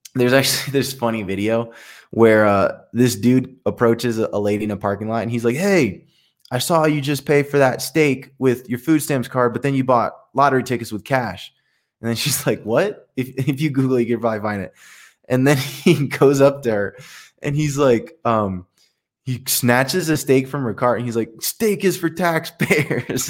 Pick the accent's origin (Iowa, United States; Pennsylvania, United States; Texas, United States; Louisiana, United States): Pennsylvania, United States; Allentown; first language Spanish; English is a second language; moved away; my hometown, and I grew up, grew up in the hood